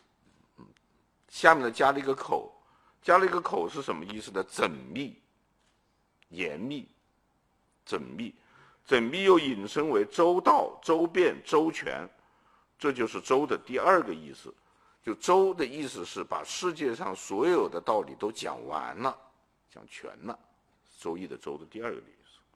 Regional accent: China; 这已经是很站在中国人立场上照顾中华民族，我们中国人民族情绪了。

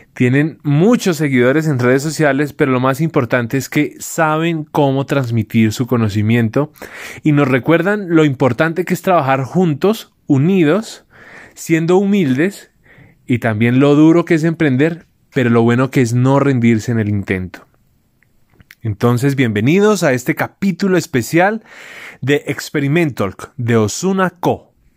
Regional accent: Soacha, Cundinamarca, Colombia; venimos del mismo pueblo en Colombia, que es al, al, sureste de la capital

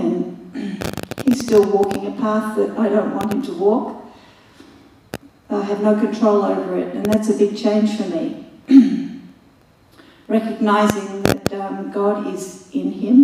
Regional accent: Australia; I'm Aussie

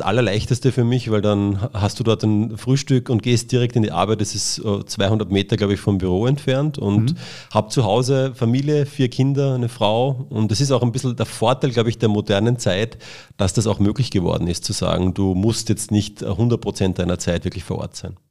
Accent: Austria; also born or lived in Cologne; ich bin ein Österreicher

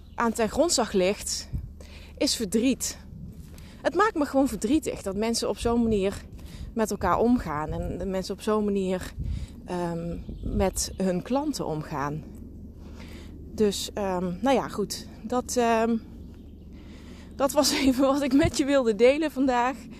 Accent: Limburg, Netherlands; accent: Limburg; zoals je kunt horen aan mijn accent, woon ik, kom ik uit Limburg

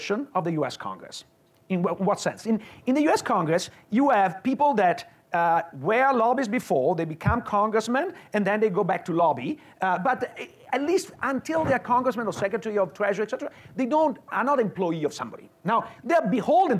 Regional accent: Veneto, Italy; moved away as an adult; now in Illinois, United States; I grew up in Veneto, which is not far from Austria and Slovenia.

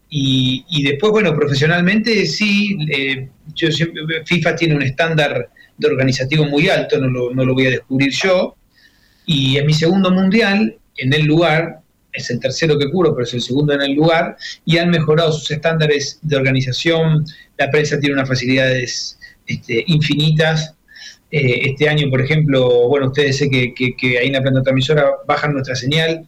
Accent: Argentina; me representa el fútbol como argentino

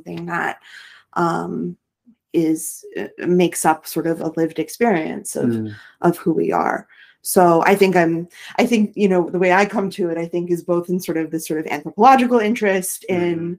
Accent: Rust Belt, United States; I'm from the Rust Belt

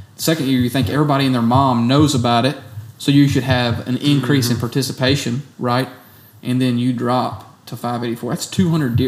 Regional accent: Tennessee, United States; my home state

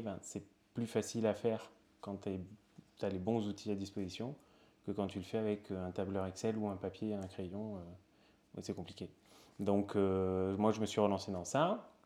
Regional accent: Perpignan, Occitania, France; moved away as an adult; also born or lived in Toulouse / Spain; now in Paris, France; Je viens de Perpignan

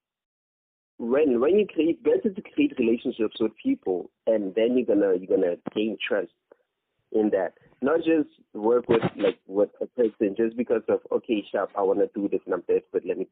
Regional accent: Free State, South Africa; now in Kimberley, South Africa; I'm from Free State

